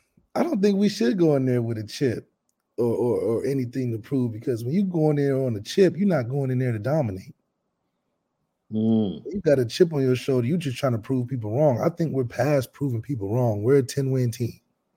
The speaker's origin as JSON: {"language": "English", "town": "Dayton", "region": "Ohio", "country": "United States", "said": "we're from Dayton"}